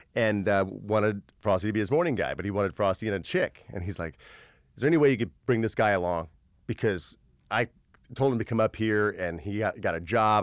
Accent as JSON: {"language": "English", "town": "Terre Haute", "region": "Indiana", "country": "United States", "moved": "as an adult", "lives_now": "Los Angeles, United States", "said": "I'm from Terre Haute, Indiana"}